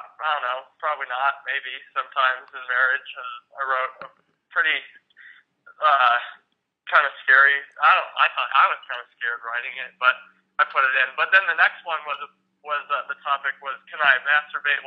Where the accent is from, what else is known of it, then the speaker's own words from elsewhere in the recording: Albuquerque, New Mexico, United States; I'm from Albuquerque and I live here with my wife and our cat